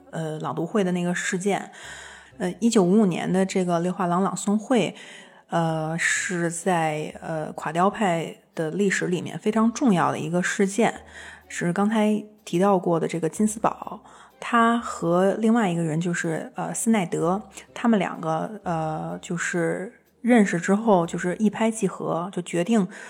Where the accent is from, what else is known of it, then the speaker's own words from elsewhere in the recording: China; 我是一个来自中国的作家